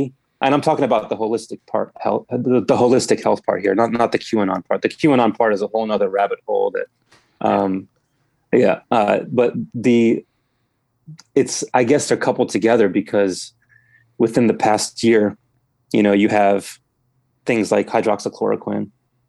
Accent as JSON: {"language": "English", "town": "Germantown", "region": "Maryland", "country": "United States", "said": "I'm from here originally"}